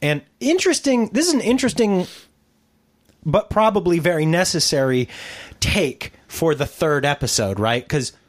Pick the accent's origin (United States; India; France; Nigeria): United States; as an American